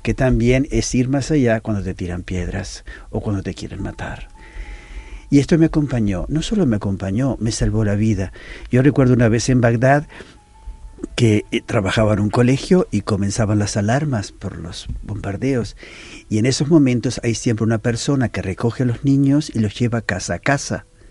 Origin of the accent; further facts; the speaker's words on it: Uruguay; moved away as an adult; also born or lived in Palestine / Israel / Lebanon / Istanbul; now in Porto, Portugal; yo no soy portugués. Yo soy de Uruguay